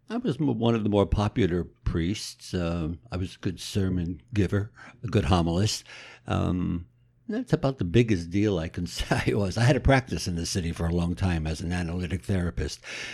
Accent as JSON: {"language": "English", "town": "Passaic", "region": "New Jersey", "country": "United States", "tie": "born or raised there", "also_born_or_lived": "Wilkes-Barre, Pennsylvania", "said": "Well, born in actually Wilkes-Barre and got here when I was 6 months old. And all my family lived in Passaic for the most part."}